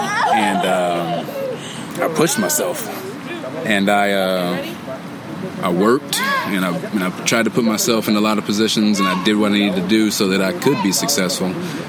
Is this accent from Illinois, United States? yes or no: no; Dayton, Ohio, United States; I came from Dayton, Ohio.